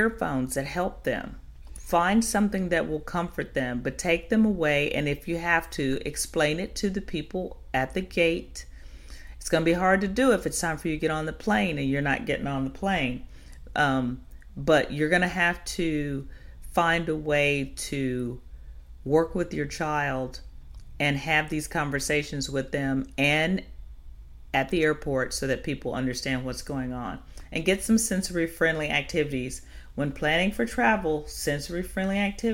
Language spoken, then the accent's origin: English; Chicago, Illinois, United States; moved away; I'm originally from Chicago